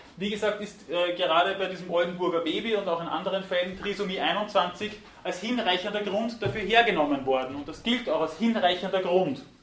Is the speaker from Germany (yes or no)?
no; Weinviertel, Lower Austria, Austria; am Land, irgendwo im Weinviertel, wo ich herkomme